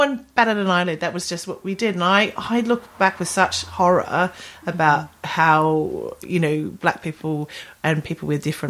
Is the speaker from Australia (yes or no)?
yes; Australia; now in London, United Kingdom; growing up in Australia, which is very racist, where I grew up